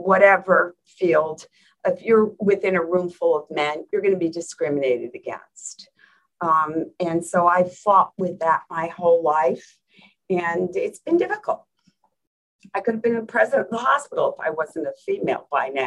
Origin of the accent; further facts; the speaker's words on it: New Jersey, United States; moved away; I grew up in New Jersey